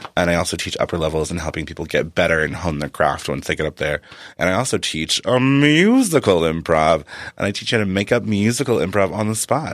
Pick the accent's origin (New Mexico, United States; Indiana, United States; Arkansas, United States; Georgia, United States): Arkansas, United States; moved away as an adult; also born or lived in Massachusetts; I was from Arkansas